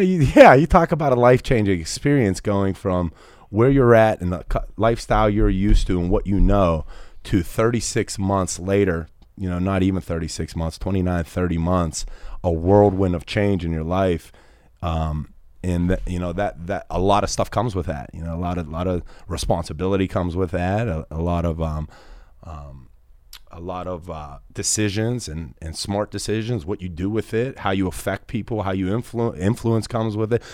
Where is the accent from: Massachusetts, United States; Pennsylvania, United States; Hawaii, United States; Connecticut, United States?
Pennsylvania, United States; Pittsburgh; I was raised in Pittsburgh my whole life, blue-collared kid